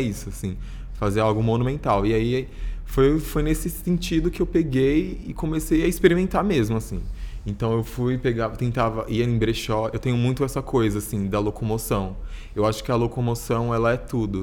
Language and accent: Portuguese; São Paulo, Brazil; eu sou de Itaquera, super longe, assim